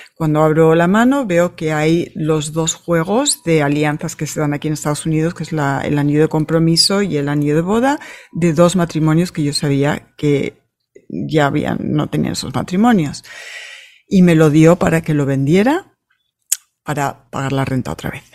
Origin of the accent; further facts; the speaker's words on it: Madrid, Community of Madrid, Spain; now in United States; Yo nací en Madrid